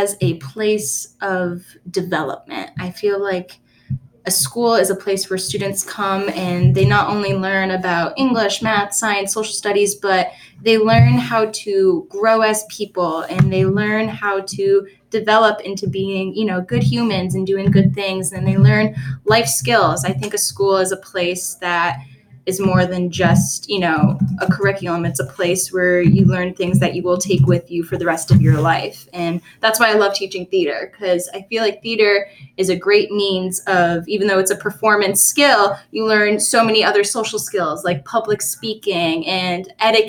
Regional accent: Raleigh, North Carolina, United States; also born or lived in upstate New York; I actually grew up in upstate New York. But then around third grade, I moved to North Carolina, Raleigh, North Carolina. So I grew up in Raleigh until I moved off to college.

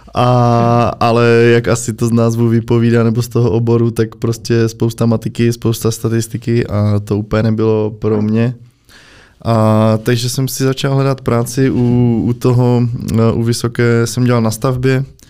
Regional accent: Opava, Moravian-Silesian Region, Czechia; moved away as an adult; now in Prague, Czechia; jsem prostě od Opavy

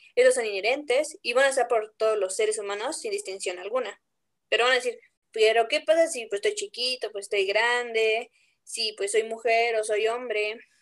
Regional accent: Puebla, Mexico; la que sí realmente somos de Puebla

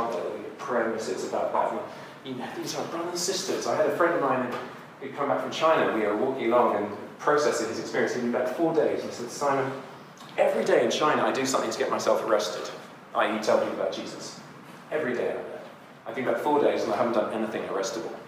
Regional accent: United Kingdom; moved away; also born or lived in Burundi; I'm a Brit.

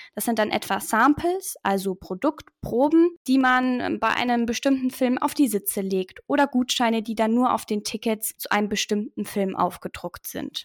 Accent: Augsburg, Bavaria, Germany; Ich wollte unbedingt hier in Augsburg studieren, weil es meine Heimat ist. Ich wohne hier in der Nähe.

